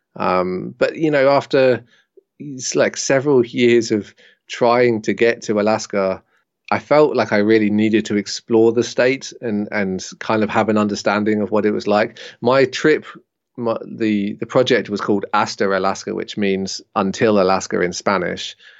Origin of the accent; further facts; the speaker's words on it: Jersey; moved away as an adult; So I decided to go home to Jersey, where I am now